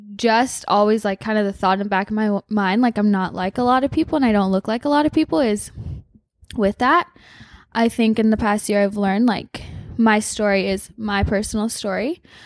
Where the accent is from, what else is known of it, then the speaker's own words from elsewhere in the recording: Hawaii, United States; I grew up in Hawaii